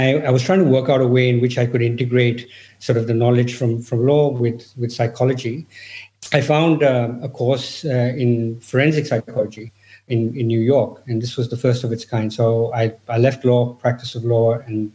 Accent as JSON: {"language": "English", "country": "India", "moved": "yes", "said": "I'm originally from India."}